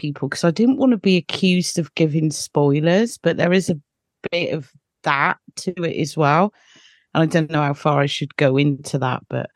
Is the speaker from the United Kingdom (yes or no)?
yes; United Kingdom; I'm British